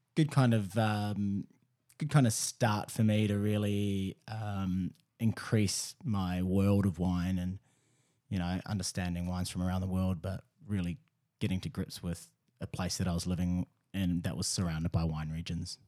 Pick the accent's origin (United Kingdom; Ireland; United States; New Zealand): New Zealand; moved away as an adult; also born or lived in Melbourne; I'm from New Zealand